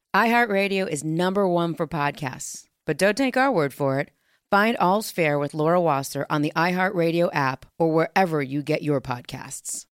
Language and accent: English; Canada; moved away; also born or lived in New York; I'm from Canada originally